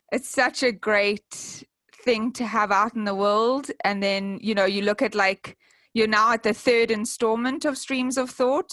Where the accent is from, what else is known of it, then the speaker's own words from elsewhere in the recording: South Africa; i am from South Africa